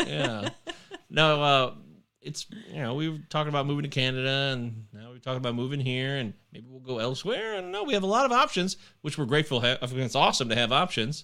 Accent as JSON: {"language": "English", "country": "United States", "said": "I'm American"}